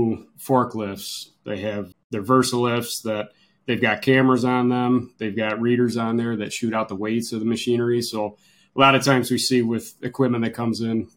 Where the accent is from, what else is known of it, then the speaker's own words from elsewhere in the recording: Lyons, New York, United States; So I grew up in Lyons, New York, right here in Wayne County. I still live in Lyons